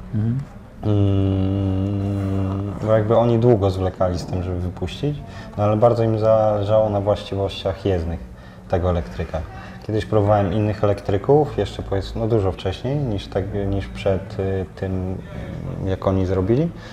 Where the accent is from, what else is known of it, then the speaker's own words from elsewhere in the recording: Lidzbark, Poland; also born or lived in Gdańsk; now in Warsaw, Poland; pochodzę z Lidzbarka